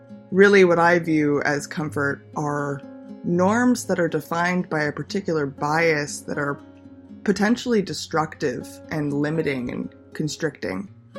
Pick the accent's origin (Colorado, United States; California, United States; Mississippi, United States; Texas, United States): California, United States; Los Angeles; Growing up in Los Angeles, I've always been surrounded by stereotypes, norms.